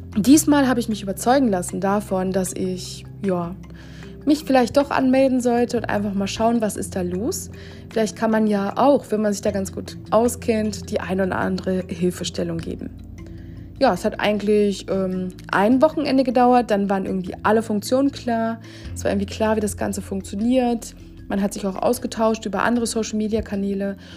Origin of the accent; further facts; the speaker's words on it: Germany; als Deutscher